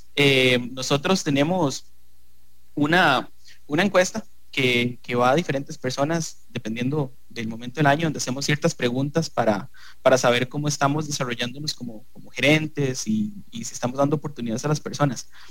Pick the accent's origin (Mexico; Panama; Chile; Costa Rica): Costa Rica; nosotros como costarricenses